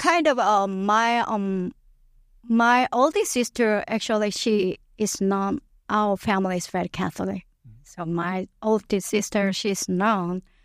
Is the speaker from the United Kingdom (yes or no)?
no; Yeosu, South Jeolla, South Korea; English is a second language; moved away as an adult; now in St. Louis, United States; I was born, it's called Yeosu City, it's my hometown